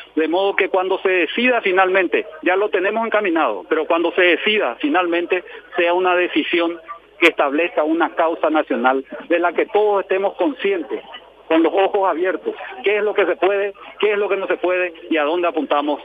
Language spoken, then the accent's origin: Spanish; Paraguay; como paraguayos